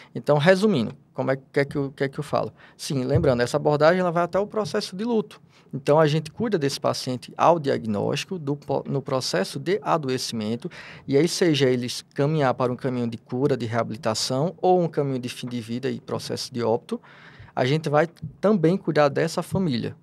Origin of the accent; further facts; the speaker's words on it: Natal, Rio Grande do Norte, Brazil; nasci em Natal, lá da Terra do Sol, lá do Rio Grande do Norte